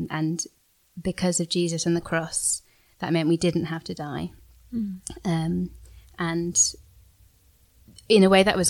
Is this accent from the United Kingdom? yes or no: yes; near Portsmouth, South East England, United Kingdom; I went to the local Church of England church in the village that I grew up in near Portsmouth